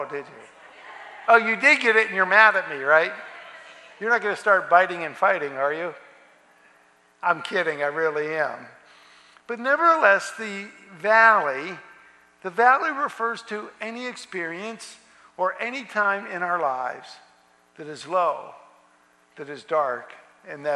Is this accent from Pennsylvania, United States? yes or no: yes; Pennsylvania, United States; moved away; I'm from Pennsylvania